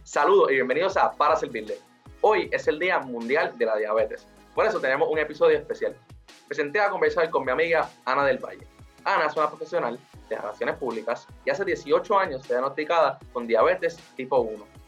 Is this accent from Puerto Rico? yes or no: yes; Puerto Rico